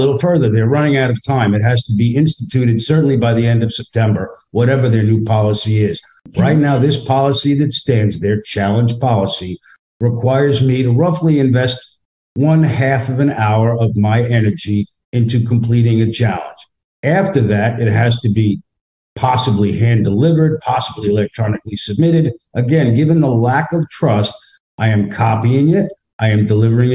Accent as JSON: {"language": "English", "region": "New York", "country": "United States", "moved": "as an adult", "lives_now": "Middleburg, United States", "said": "I'm from New York. I have a thicker skin"}